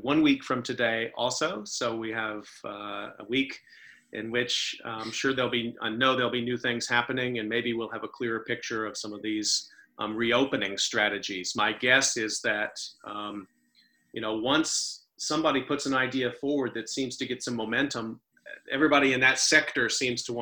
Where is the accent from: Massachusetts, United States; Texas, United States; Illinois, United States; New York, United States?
Texas, United States; that's as my home state